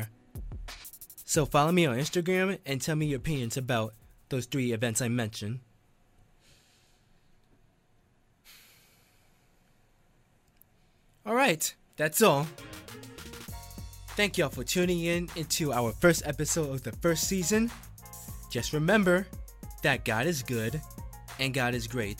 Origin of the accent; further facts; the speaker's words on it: Teaneck, New Jersey, United States; I went back to my hometown. I live in Teaneck, New Jersey